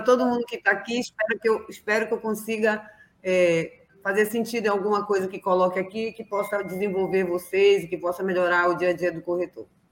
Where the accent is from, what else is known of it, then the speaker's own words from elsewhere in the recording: Belém, Pará, Brazil; Eu sou aqui do norte, sou de Belém do Pará